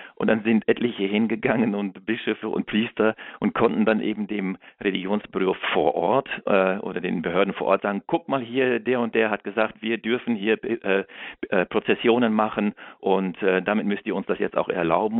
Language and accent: German; Germany; als Deutscher